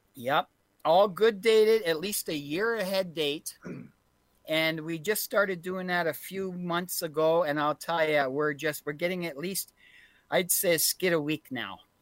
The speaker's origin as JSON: {"language": "English", "country": "Canada", "said": "We are we are all Canadian here"}